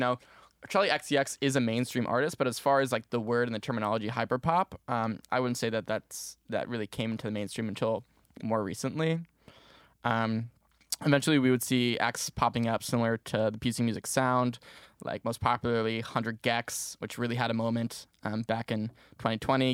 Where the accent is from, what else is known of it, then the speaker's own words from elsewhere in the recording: Maplewood, New Jersey, United States; moved away as an adult; now in Syracuse, United States; I'm originally from Maplewood, New Jersey, um, but up in Syracuse, New York, going to school here